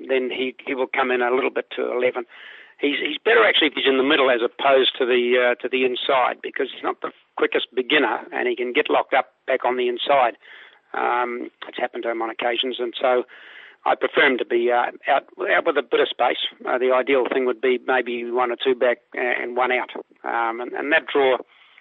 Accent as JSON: {"language": "English", "region": "Auckland", "country": "New Zealand", "tie": "born or raised there", "moved": "yes", "said": "I was born and raised in Ellerslie and trained there for many, many years"}